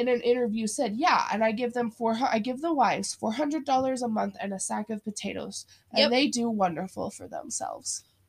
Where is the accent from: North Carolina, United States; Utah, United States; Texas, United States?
Utah, United States; I knew people growing up in Utah that were not allowed to eat chocolate because there was caffeine in it.